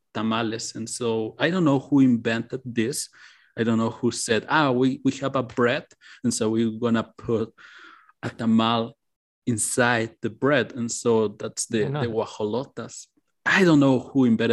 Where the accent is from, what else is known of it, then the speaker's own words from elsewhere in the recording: Mexico City, Mexico; from Mexico City